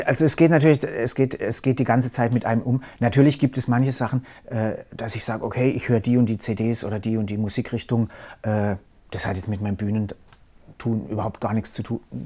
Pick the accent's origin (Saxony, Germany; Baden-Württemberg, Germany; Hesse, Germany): Baden-Württemberg, Germany; Karlsruhe; ist natürlich Karlsruhe meine Heimat. Ich bin äh, nie groß äh, also äh, irgendwie mehrere Jahre irgendwie woanders hin